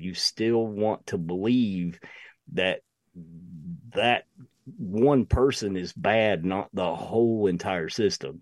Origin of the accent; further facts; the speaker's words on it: United States; I'm an American through and through